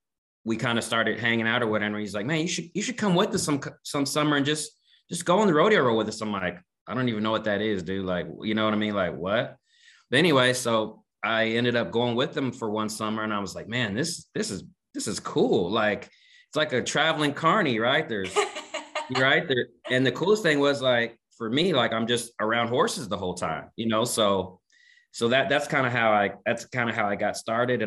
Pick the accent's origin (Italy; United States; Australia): United States; Kansas City, Missouri; I was born and raised in Kansas City, Missouri.